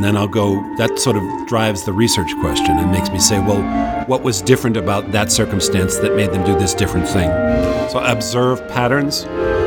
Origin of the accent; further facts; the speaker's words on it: Marblehead, Massachusetts, United States; I grew up on the North Shore of Massachusetts, mm-hmm. a town called Marblehead, Massachusetts